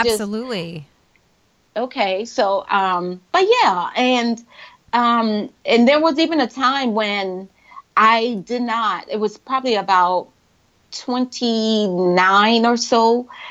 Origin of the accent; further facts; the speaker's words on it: Charleston, South Carolina, United States; moved away; I was born and raised in Charleston. I went to uh, public schools in Charleston